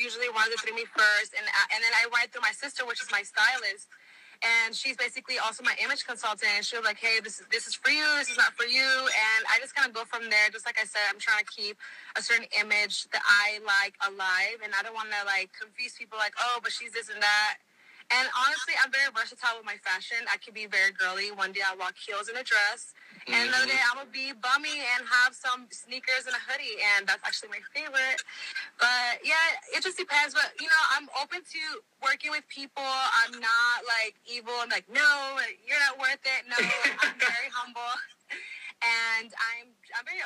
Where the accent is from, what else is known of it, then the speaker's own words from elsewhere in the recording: Houston, Texas, United States; moved away as an adult; now in Los Angeles, United States; I was born here in L.A. I was raised in Houston my whole life